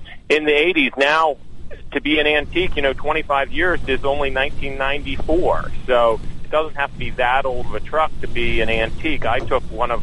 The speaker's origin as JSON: {"language": "English", "town": "Boyertown", "region": "Pennsylvania", "country": "United States", "tie": "born or raised there", "said": "I grew up in Boyertown"}